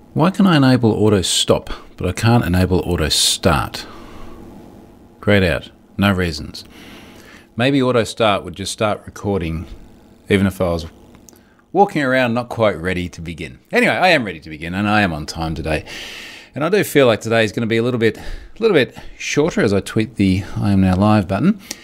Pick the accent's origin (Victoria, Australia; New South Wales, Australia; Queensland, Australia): Queensland, Australia; Gold Coast; it is literally here in my hometown